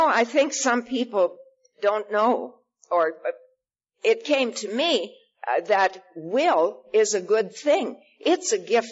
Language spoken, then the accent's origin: English; Saskatchewan, Canada; moved away as an adult; I was born in Saskatchewan